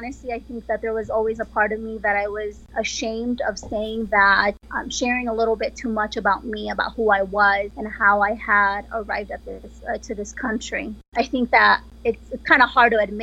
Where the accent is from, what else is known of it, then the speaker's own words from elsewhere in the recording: Pachuca, Hidalgo, Mexico; now in Colorado, United States; I am originally from Mexico. I am from Pachuca, Hidalgo, Mexico